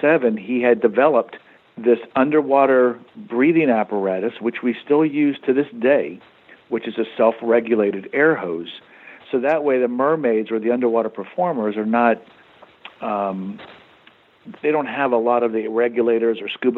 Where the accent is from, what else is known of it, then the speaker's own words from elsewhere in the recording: Florida, United States; I grew up in Florida. I'm a native Floridian. Grew up not too far from here, about an hour away